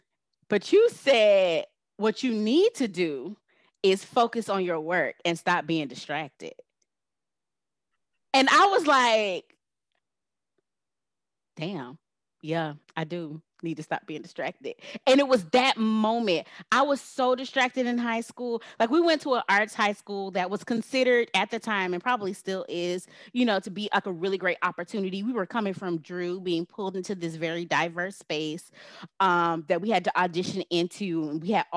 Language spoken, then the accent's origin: English; Miami, Florida, United States; moved away as an adult; I was away from Miami